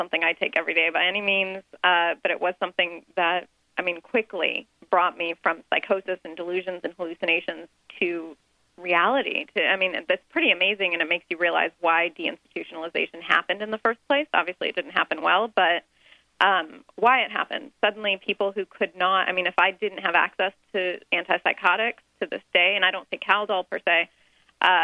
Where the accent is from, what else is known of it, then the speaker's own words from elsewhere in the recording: Dayton, Ohio, United States; I grew up in Dayton, Ohio, surrounded by a lot of Iranian doctors